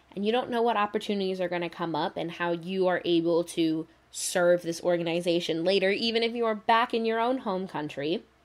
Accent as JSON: {"language": "English", "country": "United States", "said": "I love being an American"}